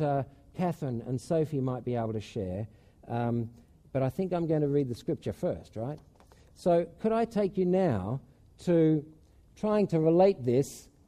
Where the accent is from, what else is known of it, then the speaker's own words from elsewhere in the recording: Australia; moved away as an adult; now in Spain; at home in Australia